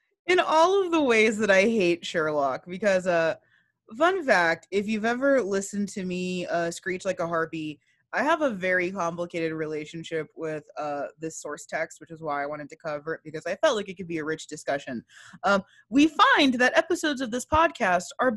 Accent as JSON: {"language": "English", "region": "Texas", "country": "United States", "said": "I'm a Texan"}